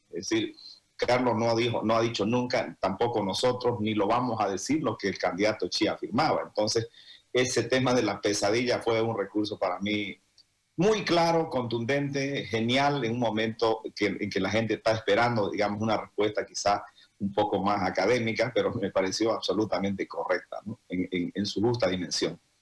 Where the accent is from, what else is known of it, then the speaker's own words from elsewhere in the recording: Santa Cruz, Bolivia; todo cruceño